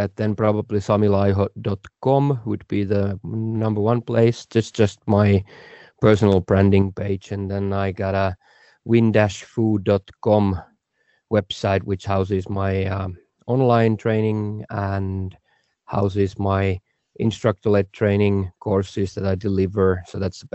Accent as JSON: {"language": "English", "country": "Finland", "said": "I'm from Finland."}